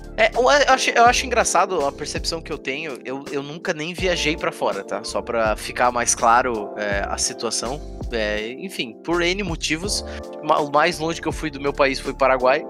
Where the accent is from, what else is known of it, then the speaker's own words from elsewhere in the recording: Brazil; A gente é brasileiro, então é claro que a gente vai ter a cultura do Brasil